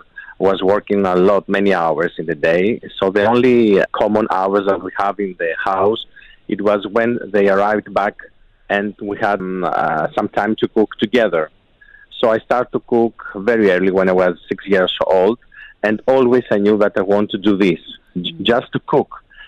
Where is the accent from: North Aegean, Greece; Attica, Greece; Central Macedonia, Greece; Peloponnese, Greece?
North Aegean, Greece; Samos; English is a second language; I'm born in Samos Island 42 years ago. It's a small island close to the Turkey. So I had the opportunity to grow in a farmer's family.